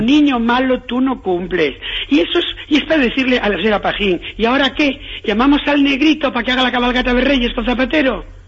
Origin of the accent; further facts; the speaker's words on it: Galicia, Spain; yo soy gallego